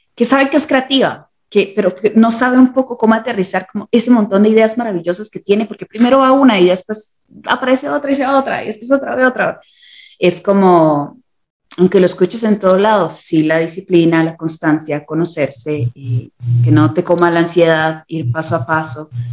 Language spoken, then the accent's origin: Spanish; San José, Costa Rica; moved away as an adult; now in Mexico City, Mexico; soy de Costa Rica